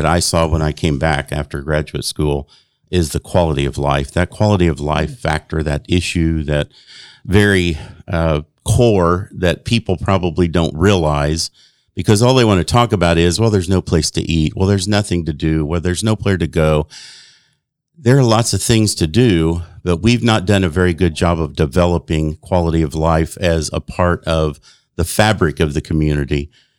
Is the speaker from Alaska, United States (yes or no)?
no; Chicago, Illinois, United States; born there; I was born in South Chicago.